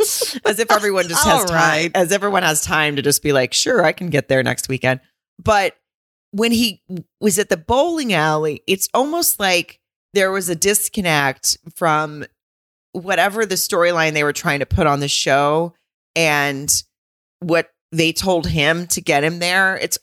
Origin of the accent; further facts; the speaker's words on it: Arkansas, United States; I'm from Arkansas.